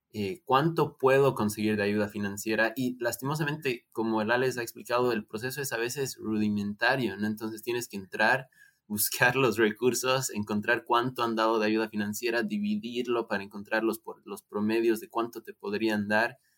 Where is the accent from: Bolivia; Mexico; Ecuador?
Bolivia; Nosotros somos de Bolivia